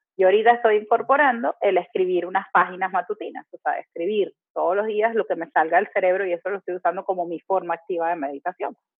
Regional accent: Venezuela; moved away as an adult; now in Panama; me mudé de mi país de origen, a, ah, de Venezuela, a Panamá

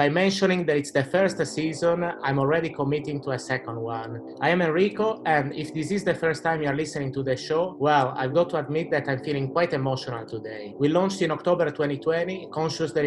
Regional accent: Italy; we come from the same country

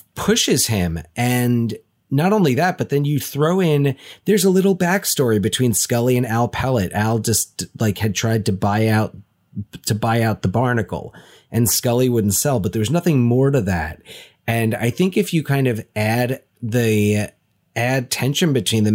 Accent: Union County, New Jersey, United States; we grew up in Union County, New Jersey

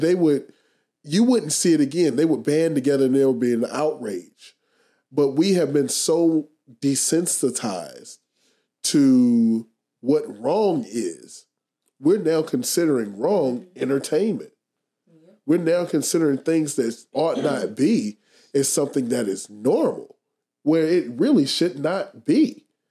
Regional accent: United States; we have to really evaluate ourselves as an American society

